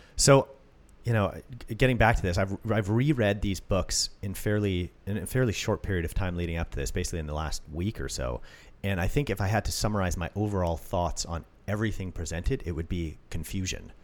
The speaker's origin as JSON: {"language": "English", "country": "Canada", "said": "I'm Canadian"}